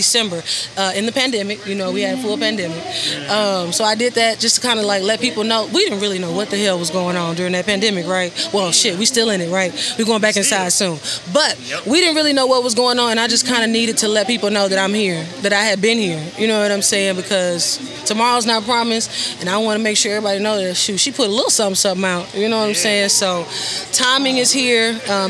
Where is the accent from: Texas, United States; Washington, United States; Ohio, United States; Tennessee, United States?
Texas, United States; Houston; I told y'all I was from Houston, but my mom is actually from Louisiana